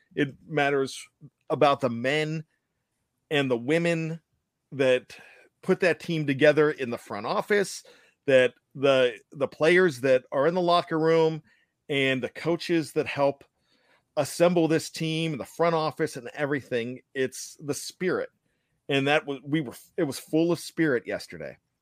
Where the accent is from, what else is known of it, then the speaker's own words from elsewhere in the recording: Pennsylvania, United States; now in Maryland, United States; My home state is Pennsylvania, but I live, I have another home state of Maryland because that's where I, I live.